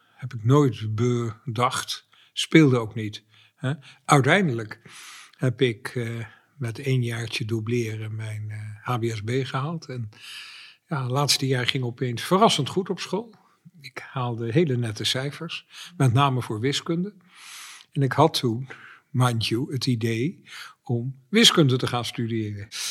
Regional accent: Dordrecht, South Holland, Netherlands; moved away; ik ben een geboren en getogen Dortenaar

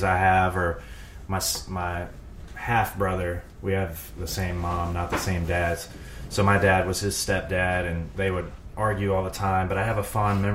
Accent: Zachary, Louisiana, United States; I was born in Zachary, Louisiana, about 40 miles north of Baton Rouge, in a trailer park with my dad

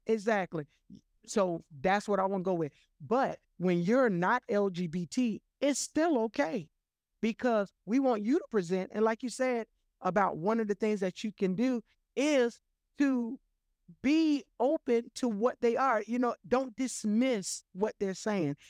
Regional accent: Florida, United States; I'm born and raised in Florida

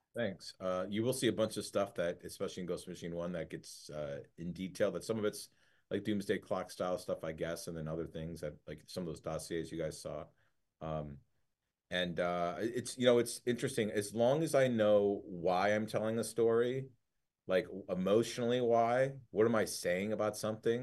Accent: Detroit, Michigan, United States; my dad is Lebanese and my mom's, like, from Ohio. And growing up in Detroit

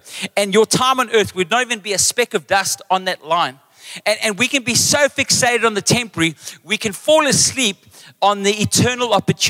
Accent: Western Cape, South Africa; then they realize I'm actually English, Mudertong, mama.

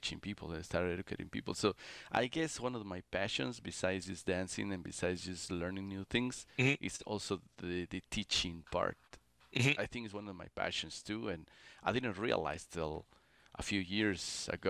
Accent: Mexico City, Mexico; moved away as an adult; also born or lived in Texas / New York; now in New Jersey, United States; I'm from Mexico City, it's like this is a city too.

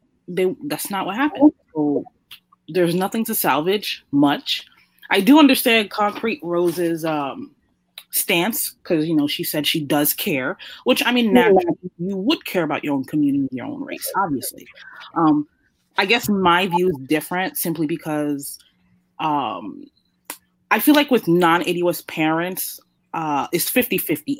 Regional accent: New York, United States; growing up in New York

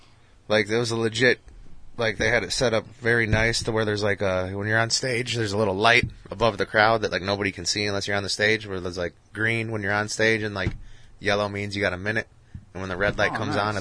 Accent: Rockford, Illinois, United States; I'm a Rockford guy.

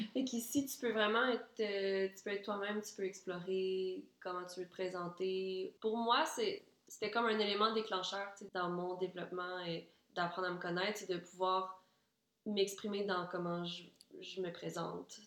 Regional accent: Quebec City, Quebec, Canada; also born or lived in Ann Arbor, Michigan, United States; moi, je suis née là, puis quand j'avais même pas un an, on est arrivé au, à Québec, la ville de Québec

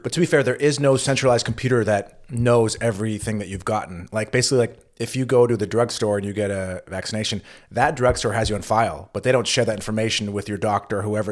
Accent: California, United States; accent: California; now in Germany; with my California accent, it's obvious I am not a native German speaker

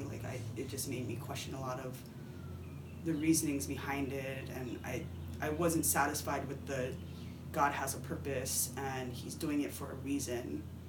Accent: Hawaii, United States; I am a Japanese-American fourth-generation girl that's born and raised in Hawaii.

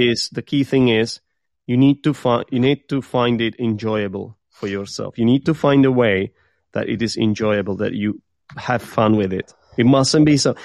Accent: Czechia; English is a second language; I am from the Czech Republic

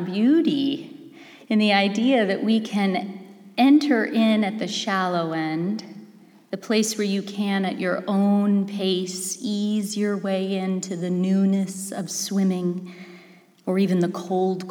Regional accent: Los Angeles, California, United States; moved away; I am from Los Angeles originally.

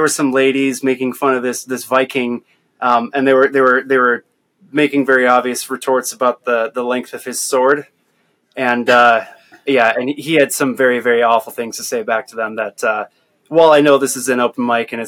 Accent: Northwest Iowa, United States; since I grew up in Iowa, in Northwest Iowa, particularly like on a farm

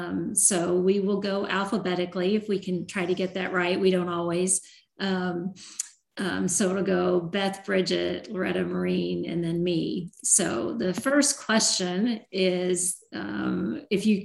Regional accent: Iowa, United States; I was born in Iowa

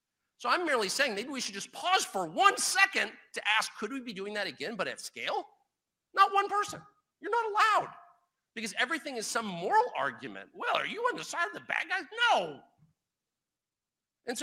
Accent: United States; I am an American. I was born here. I will die here

